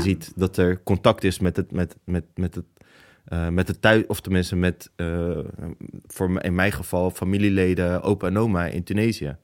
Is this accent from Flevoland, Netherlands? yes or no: no; Rotterdam, South Holland, Netherlands; Ik ben geboren in Rotterdam